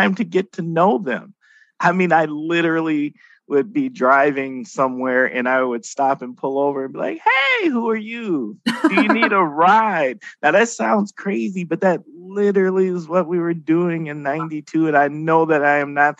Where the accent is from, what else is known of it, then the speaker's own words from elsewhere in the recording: Milwaukee, Wisconsin, United States; moved away as an adult; also born or lived in Oshkosh, Wisconsin; now in Fox Cities, United States; I'm from Milwaukee, inner city Milwaukee, not the one of the suburbs outside of Milwaukee